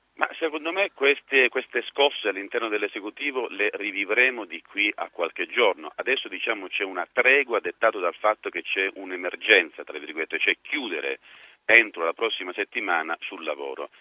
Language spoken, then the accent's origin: Italian; Sicily, Italy; da siciliano